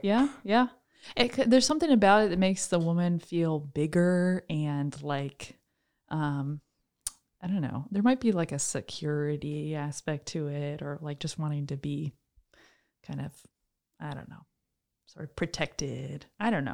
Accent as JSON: {"language": "English", "town": "Troy", "region": "New York", "country": "United States", "said": "I am originally from Troy, New York. I grew up in a big family"}